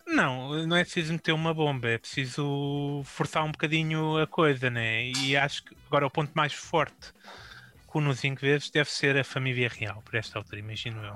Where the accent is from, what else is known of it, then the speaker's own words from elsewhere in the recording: Braga, Norte, Portugal; sou da Braca